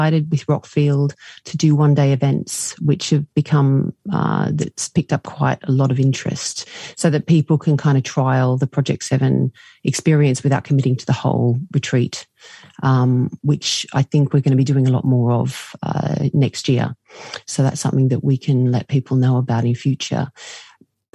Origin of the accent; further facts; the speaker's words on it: Australia; now in United Kingdom; I'm from Australia originally